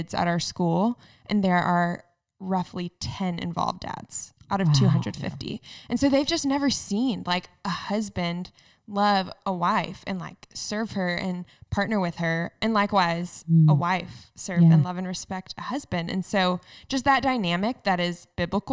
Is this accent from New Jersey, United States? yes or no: no; North Carolina, United States; moved away as an adult; also born or lived in Waco, Texas; now in Cincinnati, United States; I grew up in North Carolina at a classical private